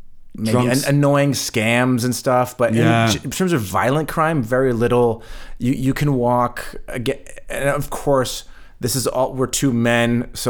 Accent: Berlin, Germany; For us, because we're from Berlin, we kind of laughed at the question

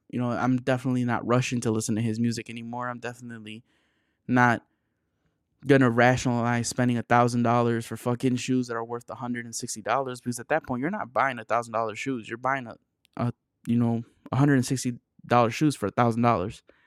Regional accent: Chicago area, Illinois, United States; I'm from the Chicago area, but I'm not from Chicago

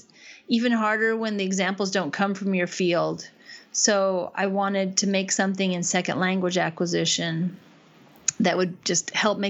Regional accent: Wenatchee, Washington, United States; moved away as an adult; also born or lived in Pittsburgh / Texas; now in Japan; I grew up in Wenatchee, Washington, which is a small town in the middle of Washington State

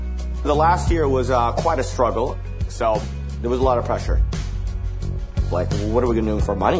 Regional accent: Fremont, California, United States; I'm from Fremont, California

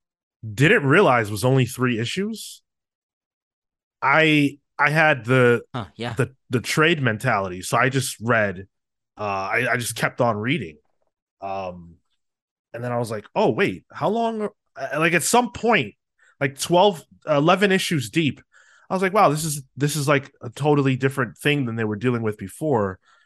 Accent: New York City, New York, United States; Horror's been a part of my life since I was a little kid growing up in New York City.

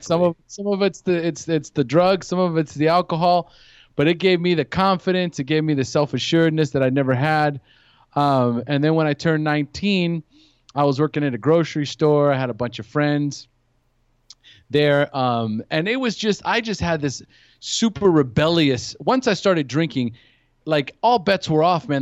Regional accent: California, United States; also born or lived in San Luis Obispo; now in Costa Rica; I'm from California originally.

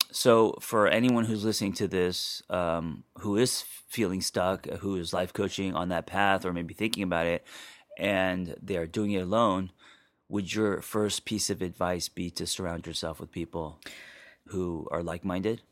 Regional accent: Los Angeles, California, United States; growing up in Los Angeles

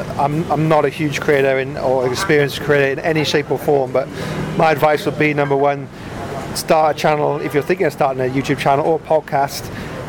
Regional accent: Wales, United Kingdom; accent: Welsh; now in Vietnam; No. Lost my Welsh accent. You probably can't hear that.

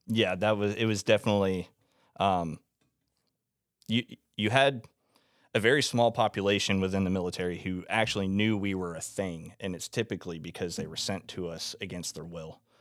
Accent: Florida, United States; I'm from Florida

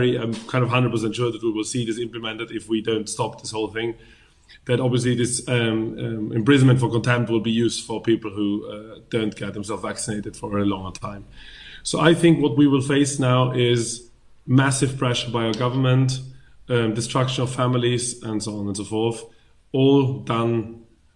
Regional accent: Vienna, Austria; I was born and raised in Vienna

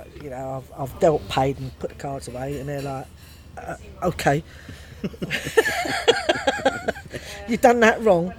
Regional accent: London, United Kingdom; accent: Cockney; But the managers and the pit bosses were all Cockneys, all from the East End. So I'm a Cockney

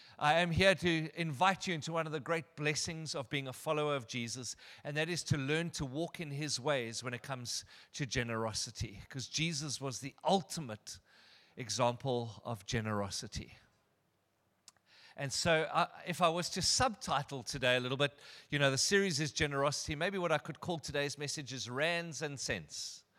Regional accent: Benoni, Gauteng, South Africa; Anyway, I'm from Benoni.

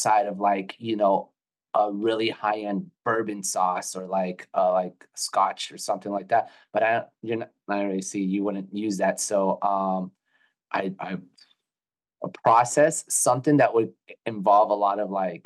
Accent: Florida, United States; we're from Florida

